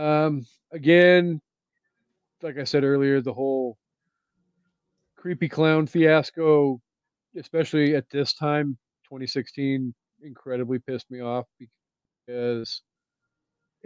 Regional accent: Aberdeen, Washington, United States; he grew up in my hometown

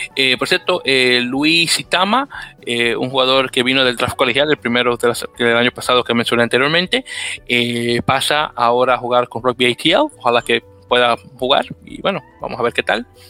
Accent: Dominican Republic; now in New York City, United States; Juan está en mi tierra de República Dominicana

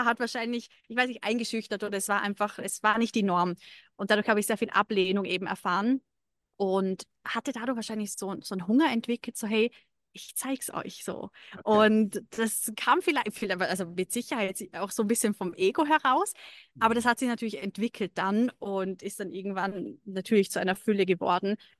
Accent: Lake Constance region, Vorarlberg, Austria; moved away as an adult; now in Dubai, United Arab Emirates; Ich komme ursprünglich aus Österreich, aus äh, der Bodenseeregion

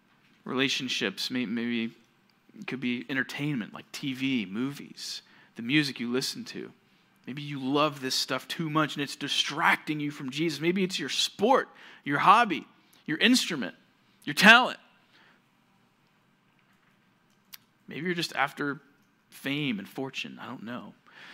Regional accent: Georgia, United States; The church that I grew up at in Georgia, we had a pretty big auditorium.

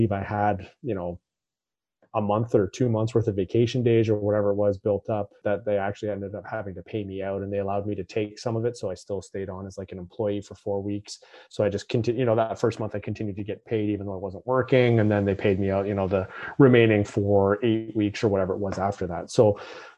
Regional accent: Toronto, Ontario, Canada; moved away as an adult; now in Vancouver, Canada; move from the Toronto area where I basically grew up to Vancouver

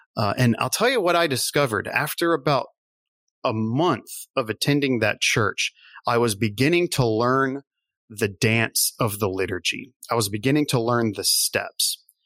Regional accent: Lafayette, Louisiana, United States; So I, I'm originally from South Louisiana, Cajun, Cajun country, Lafayette

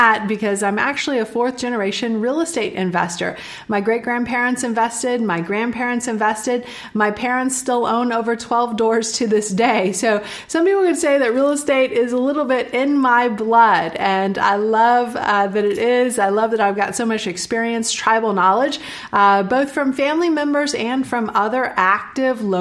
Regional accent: Austin, Texas, United States; also born or lived in Houston, Texas; move back to my hometown, which is Austin, Texas

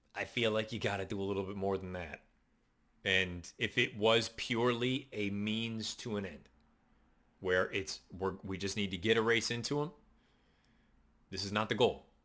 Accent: Western Massachusetts, United States; I grew up in Western Massachusetts

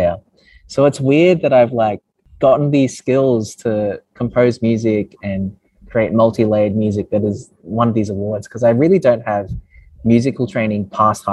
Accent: Brisbane, Queensland, Australia; I grew up in Brisbane, also known as Mianjin. I grew up in a suburb called Sunnybank

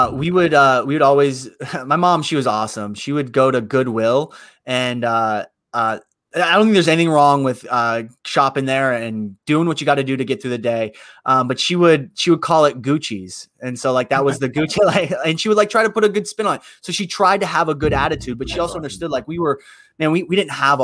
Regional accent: Youngstown, Ohio, United States; born or raised there

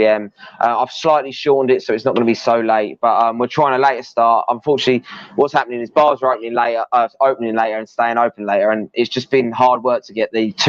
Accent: Peacehaven, South East England, United Kingdom; moved away as an adult; now in Pattaya, Thailand; my hometown

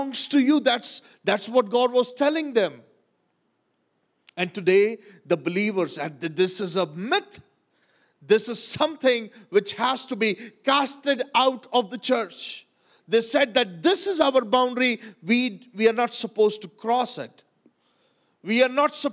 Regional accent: Pakistan

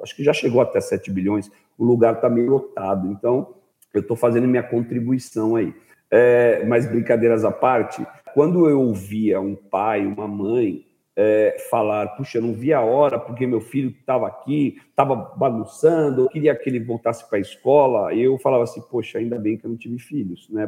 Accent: Brazil

